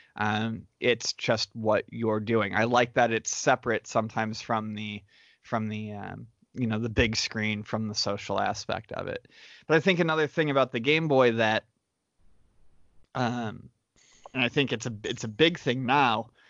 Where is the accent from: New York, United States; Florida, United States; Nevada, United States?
New York, United States; Western; moved away; growing up in Western New York where there weren't a ton of delis everywhere